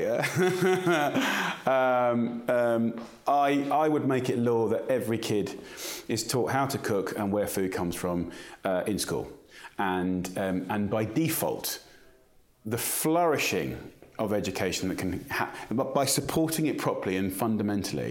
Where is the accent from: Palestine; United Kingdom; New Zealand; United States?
United Kingdom; to be British is driven by our food. Our national dish is chicken tikka masala and fish and chips